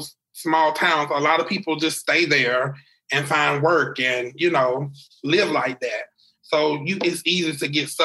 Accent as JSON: {"language": "English", "town": "Ridgeway", "region": "South Carolina", "country": "United States", "tie": "born or raised there", "said": "I'm from a little town called Ridgeway, South Carolina"}